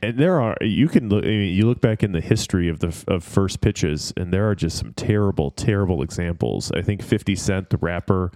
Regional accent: Detroit, Michigan, United States; going back to my hometown roots

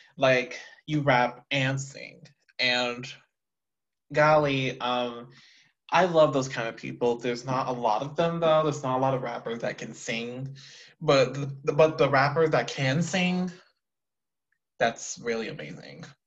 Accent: Texas, United States; I'm from Texas

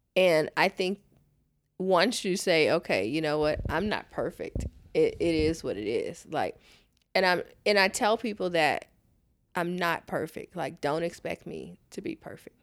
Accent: Houston, Texas, United States; Born and raised in Houston

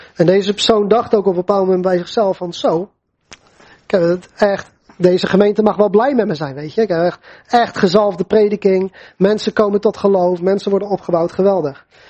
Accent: Netherlands; voor ons als Nederlanders

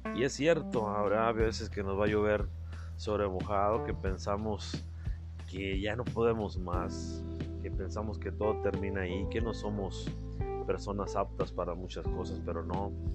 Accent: Carbó, Sonora, Mexico; desde mi pueblo, desde mis raíces, desde Carbo Sonora

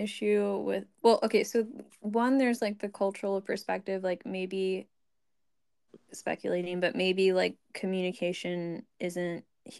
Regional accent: United States; But like if, again, this is me as an American woman

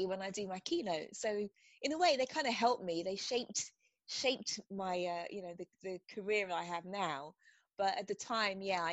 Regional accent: England, United Kingdom; moved away as an adult; also born or lived in United States; I'm from England, as you can probably hear.

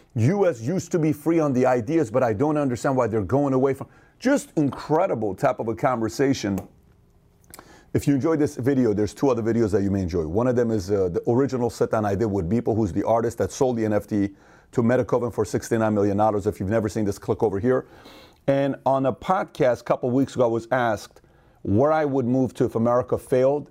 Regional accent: Iran; moved away; I'm not from here, I'm from Iran

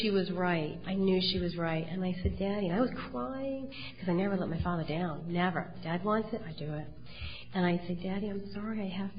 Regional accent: Cheshire, Connecticut, United States; also born or lived in Wallingford, Connecticut; I grew up in Cheshire

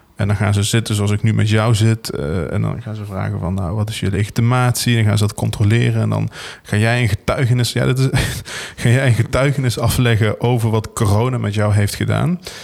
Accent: Venlo, Limburg, Netherlands; We komen alle twee uit Venlo

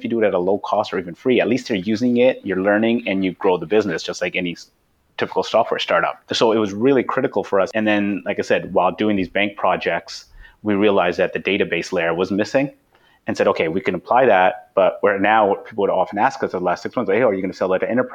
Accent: Vancouver, British Columbia, Canada; we're all from Vancouver, and so we all know Slack

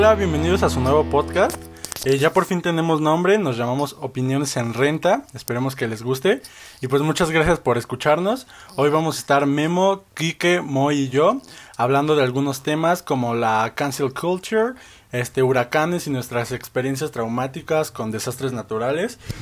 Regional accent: Mexico; como mexicanos

